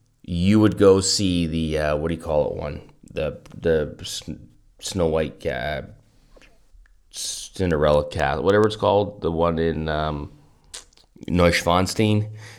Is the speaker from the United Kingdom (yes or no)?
no; Kelowna, British Columbia, Canada; That is not something that I grew up with in Kelowna